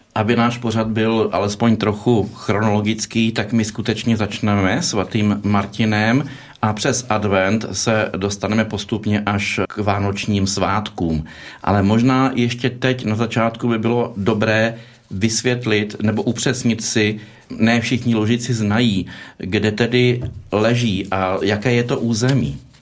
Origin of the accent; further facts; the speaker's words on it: Czechia; jako Češi